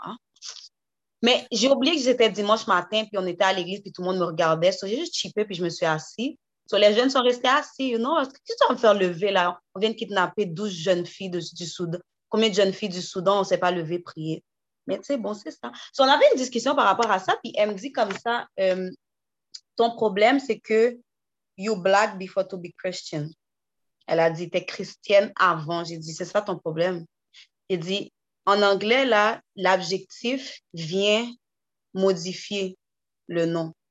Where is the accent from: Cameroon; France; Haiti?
Haiti; je suis haïtienne first